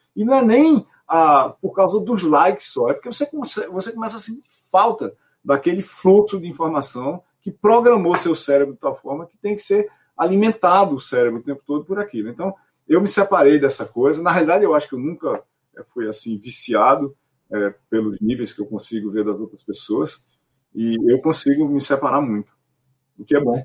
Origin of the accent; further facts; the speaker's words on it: Itaporanga, Paraíba, Brazil; minha cidade, Itaperuá, no interior da Paraíba